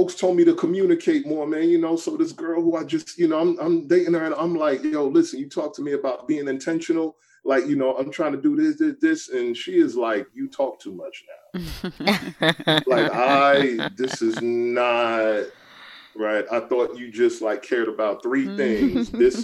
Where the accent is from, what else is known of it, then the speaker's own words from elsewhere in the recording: New York City, New York, United States; also born or lived in Brooklyn; I'm from the Bronx growing up and I'm going to school in Brooklyn